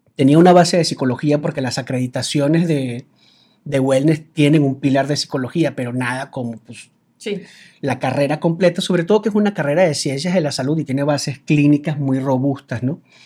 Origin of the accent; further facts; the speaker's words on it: Venezuela; now in Mexico; me dices Colombia, Cuba, Venezuela, Venezuela, exactamente